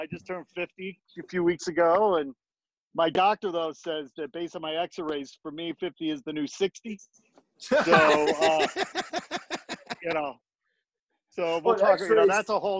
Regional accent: Midwest, United States; also born or lived in Gary, Indiana; And grew up outside Chicago, about 40 miles on the shore of Lake Michigan.

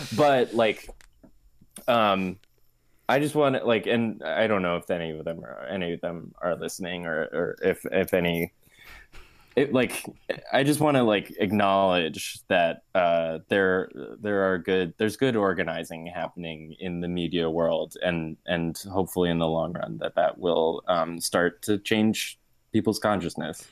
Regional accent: New Jersey, United States; moved away as an adult; also born or lived in Ohio; now in New York, United States; I'm from New Jersey

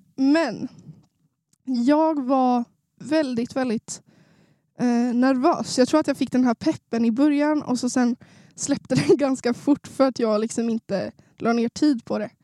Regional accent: Sundsvall, Västernorrland County, Sweden; Jag är en norrlänning. Det kanske inte hörs på min dialekt, men jag är från Sundsvall

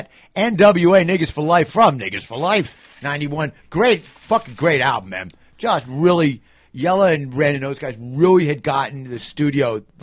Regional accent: New York City, New York, United States; moved away as an adult; as a New Yorker, having grown up there, like when I was a kid

